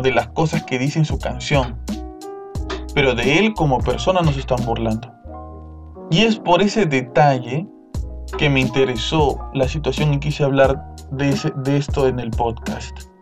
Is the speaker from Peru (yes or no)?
yes; Peru; peruano como nosotros